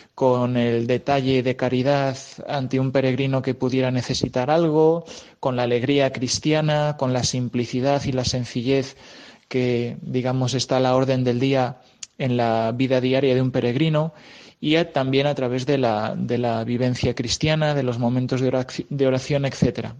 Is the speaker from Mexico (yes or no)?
no; Cuenca, Castilla-La Mancha, Spain; moved away as an adult; also born or lived in Rome; now in Arizona, United States; yo soy de originario de Cuenca